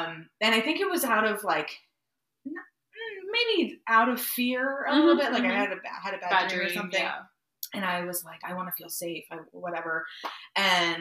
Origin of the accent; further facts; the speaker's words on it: Maryland, United States; We had recently moved to the house I grew up in Maryland